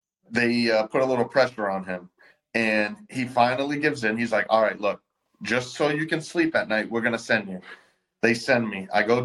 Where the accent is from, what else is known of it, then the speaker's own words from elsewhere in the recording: Florida, United States; also born or lived in Jacksonville; I'm from Florida.